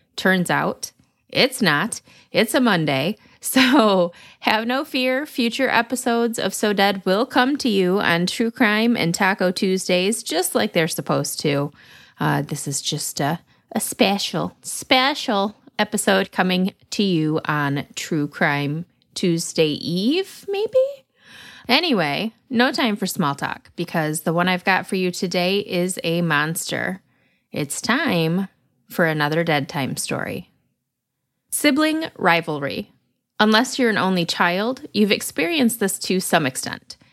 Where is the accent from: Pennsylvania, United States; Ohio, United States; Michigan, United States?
Michigan, United States; Lansing; my hometown of Lansing